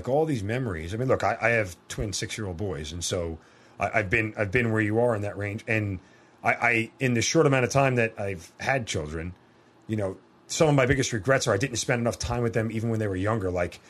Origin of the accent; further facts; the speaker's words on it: Northeast, United States; I'm from the Northeast.